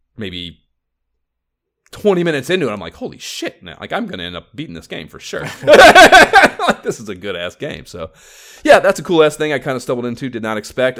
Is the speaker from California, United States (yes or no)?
no; Oberlin, Ohio, United States; born or raised there